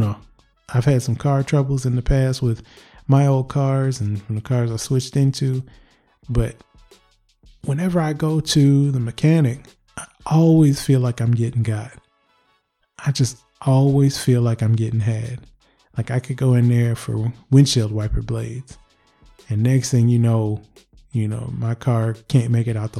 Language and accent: English; Michigan, United States; I am from Michigan. Yes, that is the Motor City right around where I'm at.